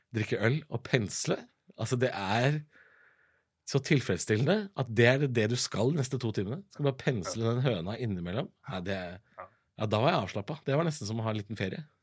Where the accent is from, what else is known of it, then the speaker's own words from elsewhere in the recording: Drammen, Buskerud, Norway; jeg er jo fra Drammen